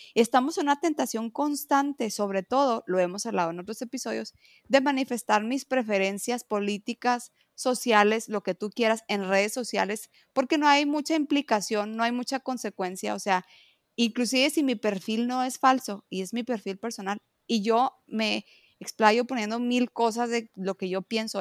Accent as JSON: {"language": "Spanish", "country": "Mexico", "said": "yo amo ser mexicana"}